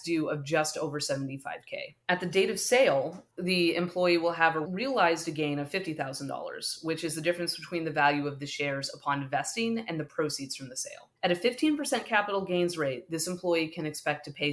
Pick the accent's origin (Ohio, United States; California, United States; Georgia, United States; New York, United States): California, United States; the Bay Area; I grew up in the Bay Area and have lived here my whole life